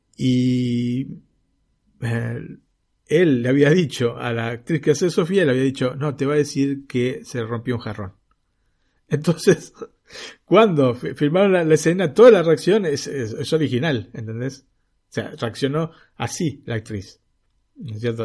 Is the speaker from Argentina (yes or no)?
yes; Argentina; now in Italy; yo como argentino